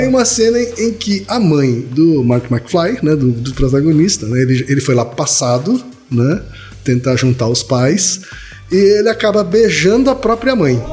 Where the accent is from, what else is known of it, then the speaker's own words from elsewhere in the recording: northern Paraná, Brazil; Sarandi é pertinho da minha terra, Thaí